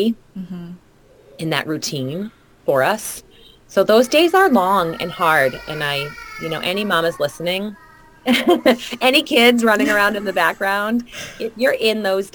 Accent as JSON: {"language": "English", "region": "New England", "country": "United States", "tie": "born or raised there", "also_born_or_lived": "Arizona", "said": "I grew up here in the New England area"}